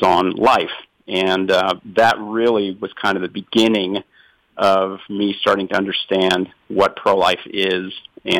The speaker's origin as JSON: {"language": "English", "town": "Oklahoma City", "region": "Oklahoma", "country": "United States", "tie": "born or raised there", "also_born_or_lived": "Philadelphia", "moved": "yes", "said": "I grew up in Oklahoma City"}